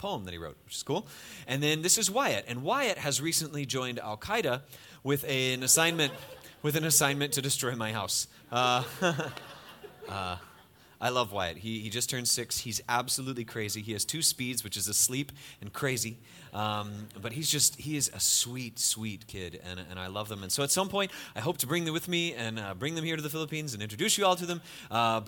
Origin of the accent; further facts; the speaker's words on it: United States; I'm from America